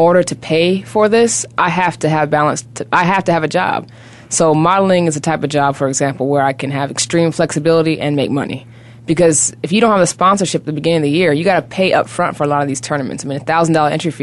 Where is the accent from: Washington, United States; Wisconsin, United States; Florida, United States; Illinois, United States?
Washington, United States; Seattle; moved away; I was raised in Seattle, Washington, Pacific Northwest